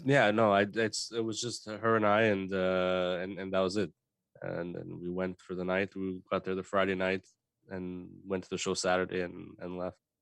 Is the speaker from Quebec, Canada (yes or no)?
yes; Montreal, Quebec, Canada; we're from Montreal